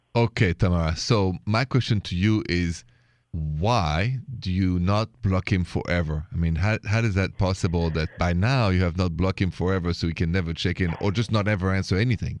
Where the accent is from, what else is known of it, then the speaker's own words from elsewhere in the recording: Paris, Île-de-France, France; accent: Parisian; now in United States; I'm from Paris